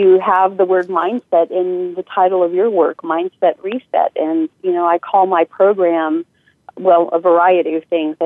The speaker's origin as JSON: {"language": "English", "region": "northern Italy", "country": "Italy", "tie": "born or raised there", "also_born_or_lived": "United States", "moved": "yes", "said": "I was raised in northern Italy. I was born in the States, but did my elementary schooling in northern Italy"}